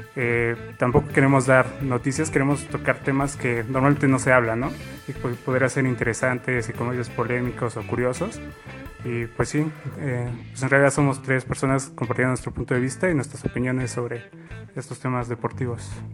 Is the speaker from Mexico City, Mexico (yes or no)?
yes; Mexico City, Mexico; soy aquí de la Ciudad de México